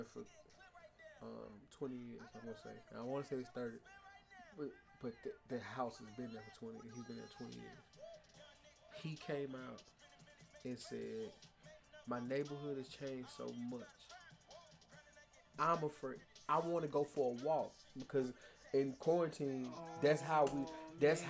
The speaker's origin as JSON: {"language": "English", "town": "Nashville", "region": "Tennessee", "country": "United States", "tie": "born or raised there", "said": "I'm proudly from South Nashville"}